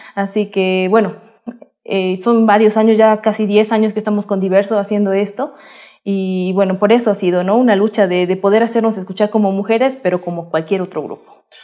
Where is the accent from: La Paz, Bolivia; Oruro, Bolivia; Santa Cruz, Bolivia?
La Paz, Bolivia; nosotras nacemos en la Fundación Carcas, te cuento, en la ciudad de La Paz, eh, en Bolivia